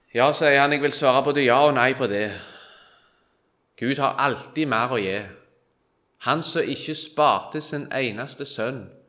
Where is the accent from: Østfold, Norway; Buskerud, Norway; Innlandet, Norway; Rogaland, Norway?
Rogaland, Norway; Kvitsøy; Jeg er fra Kvitsøy